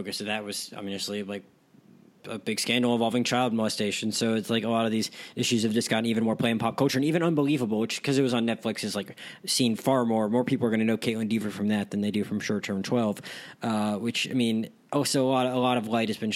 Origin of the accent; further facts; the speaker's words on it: Gulf Breeze, Florida, United States; in my hometown